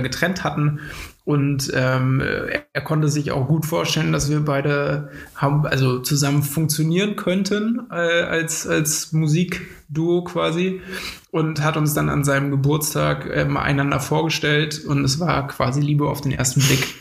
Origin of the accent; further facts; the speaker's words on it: Potsdam, Brandenburg, Germany; wir kommen aus Potsdam und haben uns dort auch ähm, mehr oder weniger an der Schule kennengelernt.